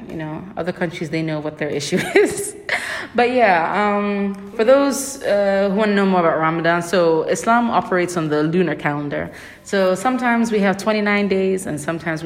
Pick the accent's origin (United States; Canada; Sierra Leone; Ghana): Sierra Leone; in Sierra Leone, we are one of the most religiously tolerant countries in the world